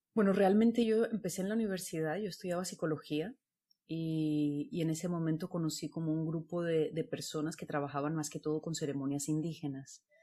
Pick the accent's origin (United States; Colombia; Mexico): Colombia; moved away as an adult; also born or lived in Barcelona; yo soy colombiana